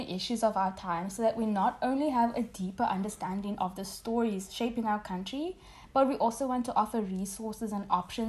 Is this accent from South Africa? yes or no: yes; South Africa; We're two South African millennials